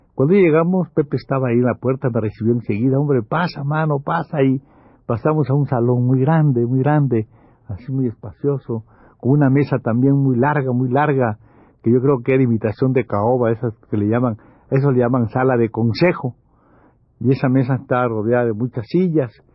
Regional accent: Campeche, Mexico; muy chamaco yo, allí en Campeche

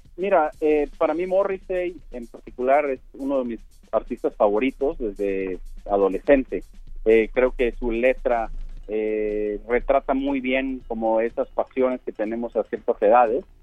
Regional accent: Sonora, Mexico; now in Mexico City, Mexico; Yo soy, yo soy del norte, yo soy de Sonora, y cuando yo llegué a la Ciudad de México

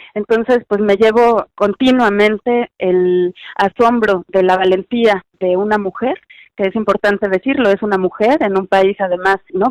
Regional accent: Mexico; moved away

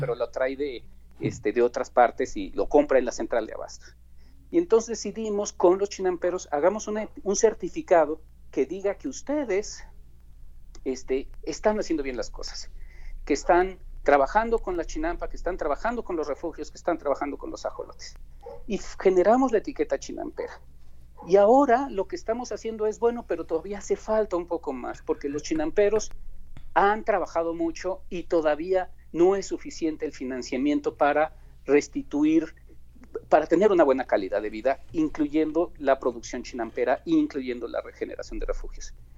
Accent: Mexico; nuestra cultura como mexicanos

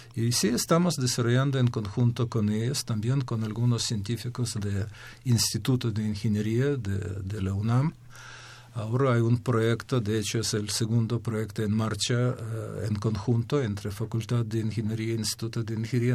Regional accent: Ukraine; Spanish is a second language; moved away as an adult; also born or lived in Kyiv, Ukraine; now in Mexico; yo soy de Ucrania, hice mis estudios hasta nivel de doctorado en Ucrania.

